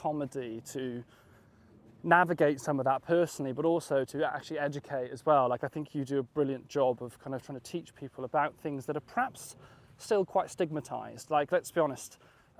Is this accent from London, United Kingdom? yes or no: no; West Wales, United Kingdom; I was born in West Wales